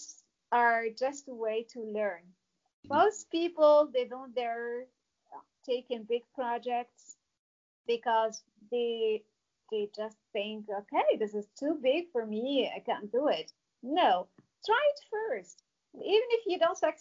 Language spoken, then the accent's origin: English; Casablanca, Casablanca-Settat, Morocco; moved away as an adult; also born or lived in Bavaria, Germany; I didn't grow up in the mountains. The opposite, I grew up in Casablanca.